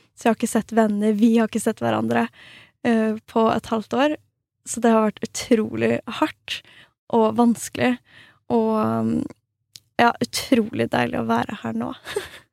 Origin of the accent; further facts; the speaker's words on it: Norway; moved away as an adult; also born or lived in Stockholm, Sweden; now in Falun, Sweden; jeg er svensk statsborger, men er, eh, har oppvokst og liksom bodd hele livet mitt i Norge